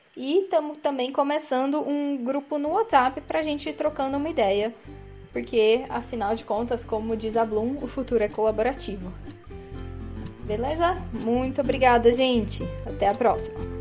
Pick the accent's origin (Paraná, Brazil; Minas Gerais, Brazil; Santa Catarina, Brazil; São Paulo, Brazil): São Paulo, Brazil; interior of; Sou do interior de São Paulo, na verdade